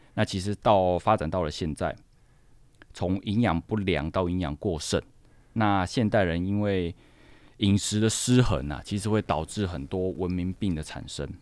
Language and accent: Chinese; southern Taiwan, Taiwan; also born or lived in France; 我们南部人呢，就已经会出现鱿鱼螺肉蒜、海鲜口味的羹汤或砂锅鱼头这样子